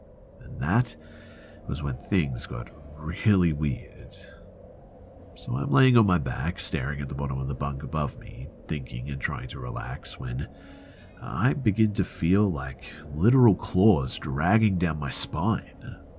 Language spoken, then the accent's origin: English; Houston, Texas, United States; I was born and raised in Houston, but I've spent a lot of time hunting and living in Colorado for a year now